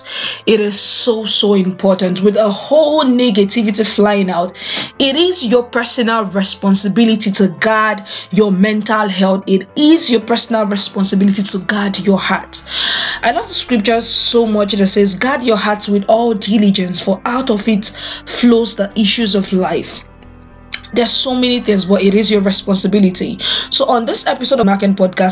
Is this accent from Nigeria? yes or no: yes; Nigeria; I am a Nigerian